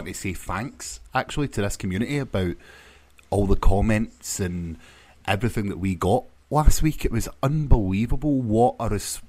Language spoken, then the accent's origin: English; Scotland, United Kingdom; it's totally fine over here, just being very Scottish-like.